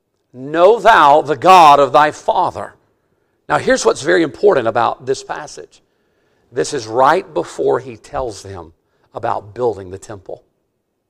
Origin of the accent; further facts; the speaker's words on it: Mississippi, United States; I'm from Mississippi